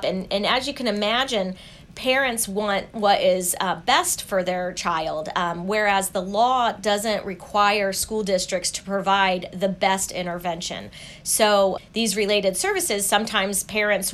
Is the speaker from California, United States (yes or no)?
no; Indiana, United States; moved away as an adult; also born or lived in Princeton, New Jersey; my home state in Indiana